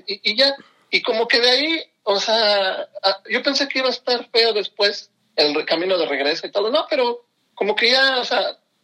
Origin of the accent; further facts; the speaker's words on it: Pachuca, Hidalgo, Mexico; yo nací aquí en Pachuca